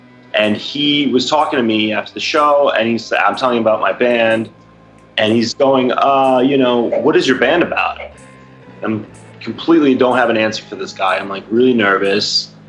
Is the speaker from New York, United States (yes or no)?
yes; Manhattan, New York, United States; Yeah, I'm from Manhattan.